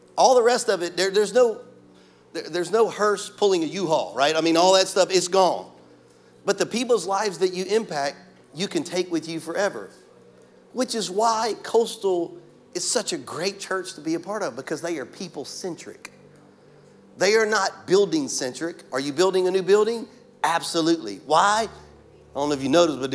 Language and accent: English; Louisiana, United States; now in Florida, United States; I'm from Louisiana